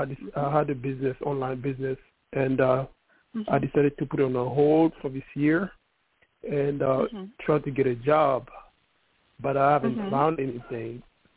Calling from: New York City, New York, United States; Calling from New York City.

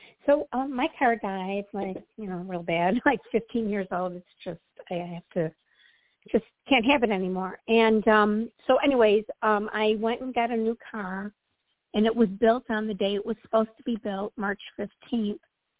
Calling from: Midwest, United States; Hi, Toni. It's … from the Midwest.

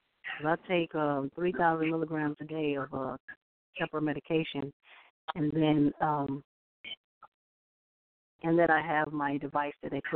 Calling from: Illinois, United States; I'm calling from Illinois.

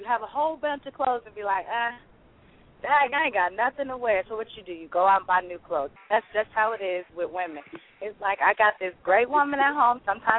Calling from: Newport News, Virginia, United States; I'm calling from Newport News, Virginia.

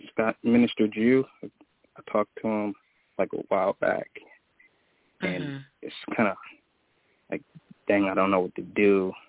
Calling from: Jackson, Tennessee, United States; I'm calling from Tennessee.

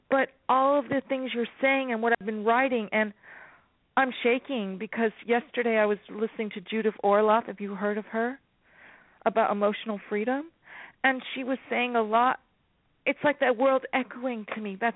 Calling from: California, United States; Enchantress, California.

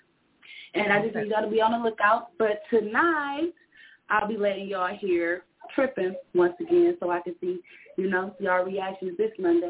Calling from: Detroit, Michigan, United States; Of course, I'm calling from Detroit, Michigan.

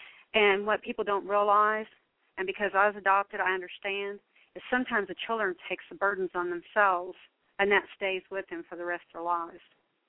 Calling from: Marion, Kentucky, United States; I'm from Marion, Kentucky.

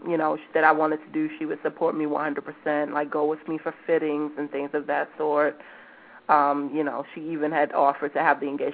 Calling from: New York City, New York, United States; I'm calling from Brooklyn.

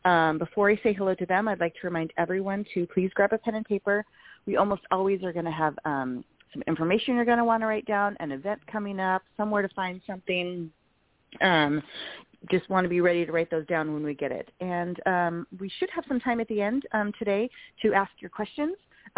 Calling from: Portland, Oregon, United States; so this is of course Horse Thursday. Today is Thursday, April 14th, if you can believe it, and I'm calling from the Pacific Northwest, Portland area, and it's freezing today.

